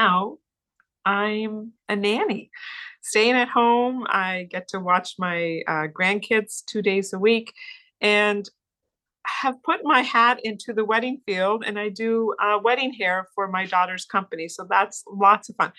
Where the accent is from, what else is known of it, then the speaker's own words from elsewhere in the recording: Cape Breton, Nova Scotia, Canada; I was born and raised in the Maritimes on the lovely island of Cape Breton. So I'm proud to be a Cape Bretoner